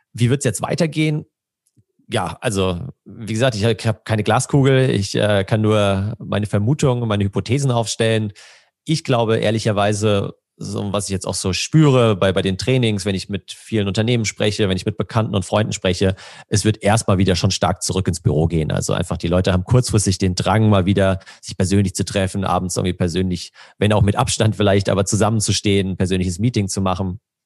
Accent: Germany; als Deutsche

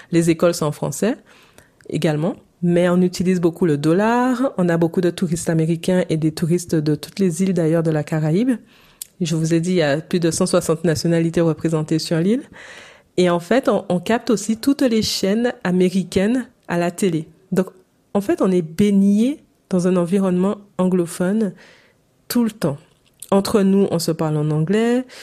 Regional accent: St. Martin; born there; first language English; J'ai appris l'anglais en même temps que le français. C'est ma langue maternelle en même temps que le français. Je suis née à Saint-Martin.

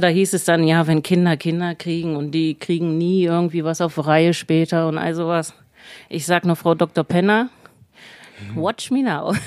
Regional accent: Braunschweig, Lower Saxony, Germany; Ich bin aus Braunschweig, 36 Jahre alt

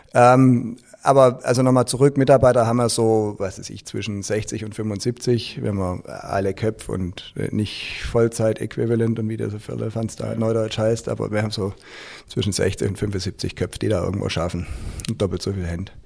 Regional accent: Stuttgart, Baden-Württemberg, Germany; moved away as an adult; also born or lived in Frankfurt; now in Schwäbisch Hall, Germany; ich bin ja eigentlich in Stuttgart groß geworden

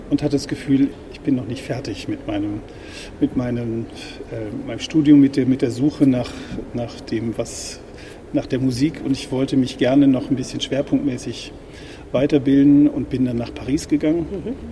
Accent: Northern Germany, Germany; man hat als Norddeutscher ja seine

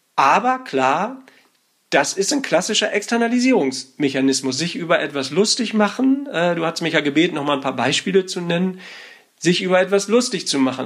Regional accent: Northern Germany, Germany; ich bin aus Norddeutschland, da sagt man einfach nur mm

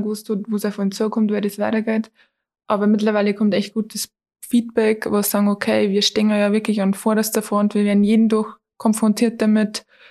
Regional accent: Toins, Bavaria, Germany; ich bin 23 Jahre alt, komme aus Toins

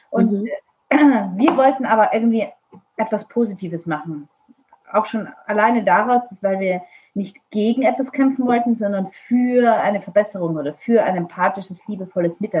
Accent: Vienna, Austria; born there; Ich bin gebürtige Wienerin.

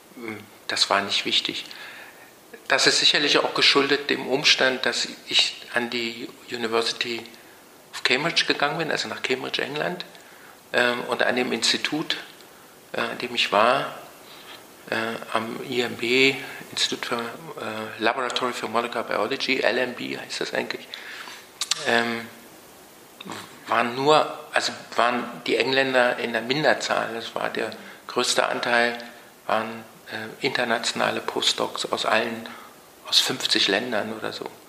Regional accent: Berlin, Germany; moved away as an adult; also born or lived in United Kingdom; ich bin 1956 geboren ähm, in Ostberlin, groß geworden

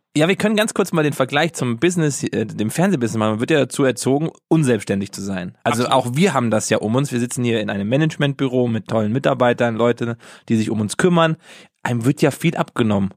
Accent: Germany; bei uns in Deutschland

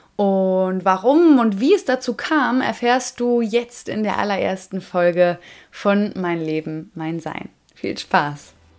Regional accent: Germany

